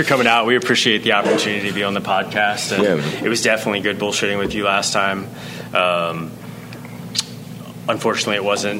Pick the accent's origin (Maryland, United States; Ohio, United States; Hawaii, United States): Maryland, United States; Boonsboro; also born or lived in Vermont; We're all locals here. I grew up in the Boonesboro area. I went to school there.